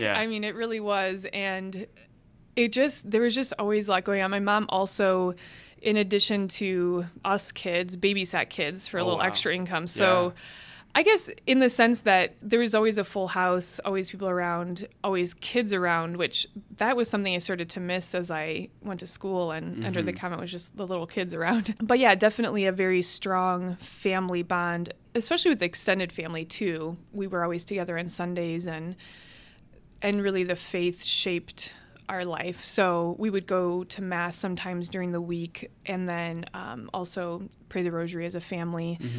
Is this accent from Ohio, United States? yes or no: yes; Cleveland, Ohio, United States; So my family is 100% Hungarian. So all four of my grandparents emigrated from Hungary. Cleveland actually had the largest population of Hungarians outside of Budapest